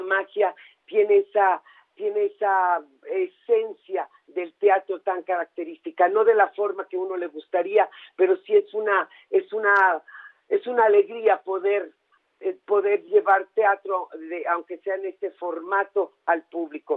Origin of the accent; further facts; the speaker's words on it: Mexico; nuestro país